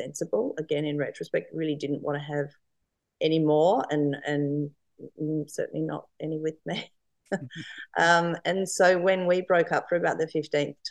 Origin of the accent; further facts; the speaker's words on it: Adelaide, South Australia, Australia; moved away as an adult; also born or lived in Townsville / Darwin / Sydney; now in Sunshine Coast, Australia; I was born in Adelaide. Mm-hmm. And went to school and uni in Adelaide